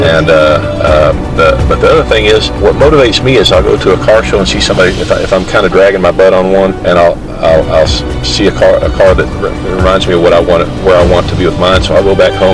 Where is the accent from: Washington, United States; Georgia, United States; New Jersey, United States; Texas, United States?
Texas, United States; Benbrook; also born or lived in Dallas, Texas / Mesquite, Texas; My parents moved to Benbrook and September 68 with my dad's job, and lived there ever since.